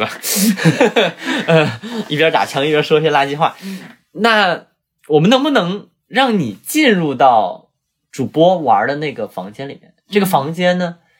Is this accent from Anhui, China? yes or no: no; Zhuhai, Guangdong, China; 我们珠海那里